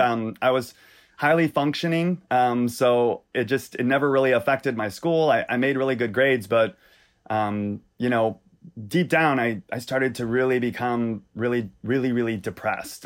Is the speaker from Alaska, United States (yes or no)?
no; Louisiana, United States; I grew up in Louisiana.